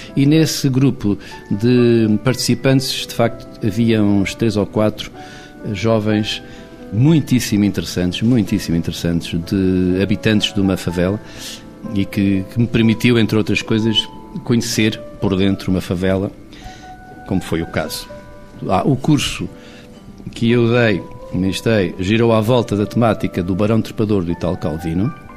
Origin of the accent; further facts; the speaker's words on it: Castelo Branco, Centro, Portugal; eu nasci em Castelo Branco